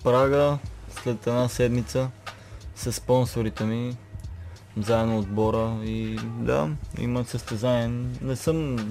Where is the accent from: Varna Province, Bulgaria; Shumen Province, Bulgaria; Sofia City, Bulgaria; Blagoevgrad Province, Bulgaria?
Blagoevgrad Province, Bulgaria; Sandanski; also born or lived in Petrich; роден нали, в Петри, живеех Сандански след това